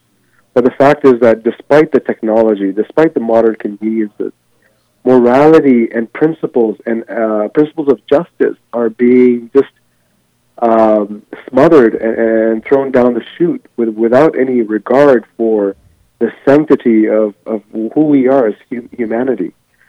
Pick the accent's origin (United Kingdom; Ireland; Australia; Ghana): Ghana; now in United States; Prior to coming to here in the United States, I mean, I was born in Ghana, which is West Africa. And I'll tell you, growing up as a child in the villages, we didn't have mirrors.